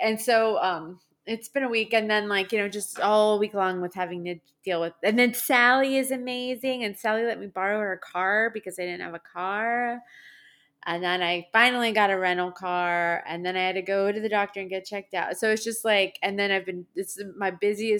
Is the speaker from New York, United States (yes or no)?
yes; Long Island, New York, United States; I'm from New York. I'm Italian